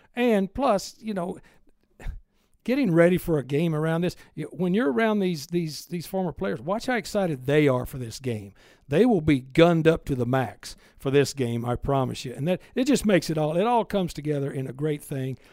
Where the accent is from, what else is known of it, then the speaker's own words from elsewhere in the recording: Texas, United States; I was growing up in Texas